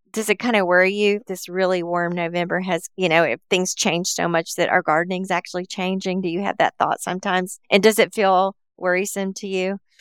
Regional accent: Appalachia, United States; I grew up around in Appalachia

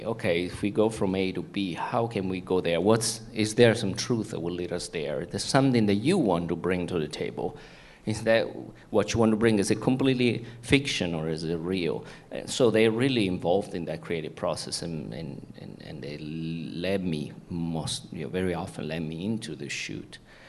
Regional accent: Italy; accent: Italian; English is a second language; now in United States; I was born in Italy. In the US, small town. If I know I don't have an accent anymore, but I used to have an Italian. Yeah, I'm from Italy, and a small town, blue collar, shoe working, people

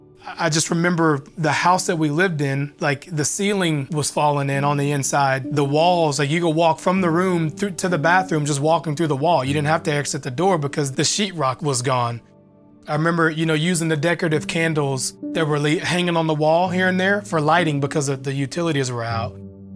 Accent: Benton, Arkansas, United States; The Ralph Bunch community, it was bad, but there were elements that were good.

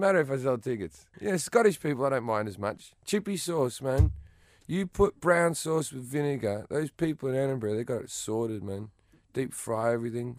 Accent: Australia; moved away; I consider myself English, even though I'm Australian

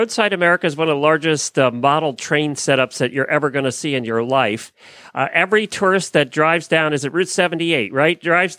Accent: Lancaster County, Pennsylvania, United States; I grew up in Lancaster County

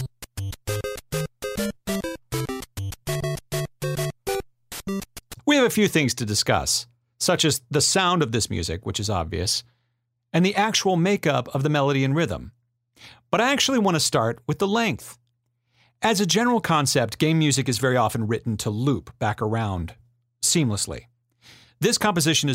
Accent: Vacaville, California, United States; my hometown of Vacaville, California

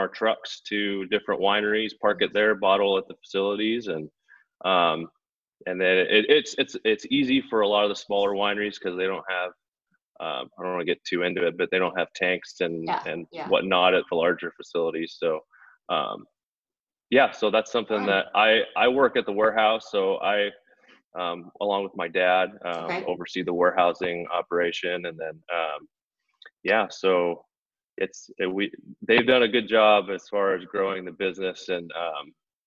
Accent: Lodi, California, United States; moved away as an adult; also born or lived in Stockton, California / Portland, Oregon / West Linn, Oregon / Corvallis, Oregon; I was born and raised in Lodi, just right down the road

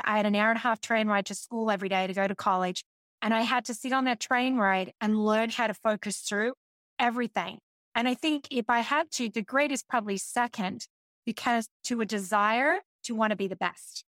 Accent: Australia; being an Australian

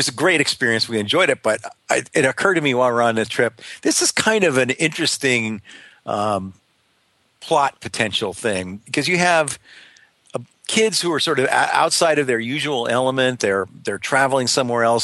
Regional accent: Northeast, United States; also born or lived in New York / Pennsylvania; now in Miami, United States; I came from the Northeast, I grew up in New York and Pennsylvania

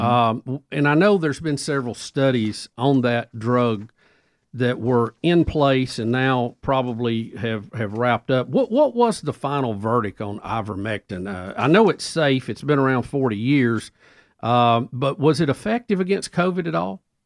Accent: United States; I'm an American. I'm a patriot

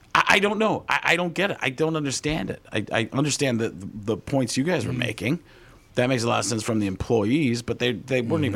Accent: Milwaukee, Wisconsin, United States; also born or lived in Chicago; Yeah, originally born in Chicago, but grew up in Milwaukee.

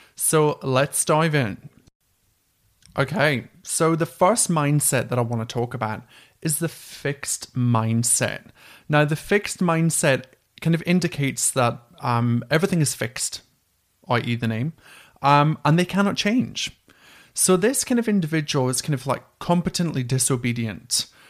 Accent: Scotland, United Kingdom; accent: Scottish; my dodgy Scottish accent

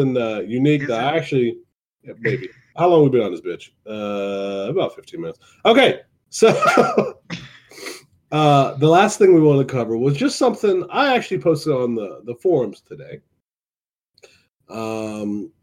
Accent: Northeast Ohio, United States; I'm from Northeast Ohio

